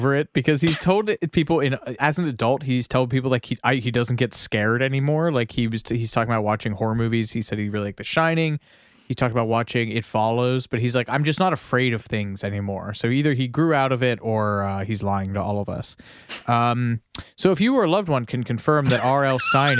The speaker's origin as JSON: {"language": "English", "town": "Columbus", "region": "Ohio", "country": "United States", "tie": "born or raised there", "said": "I grew up in Columbus, Ohio, and one day my mom dropped me off at the library."}